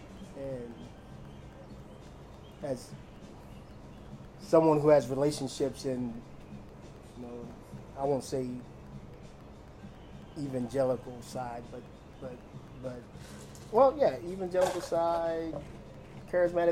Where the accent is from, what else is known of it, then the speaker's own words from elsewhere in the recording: United States; being an American, because I am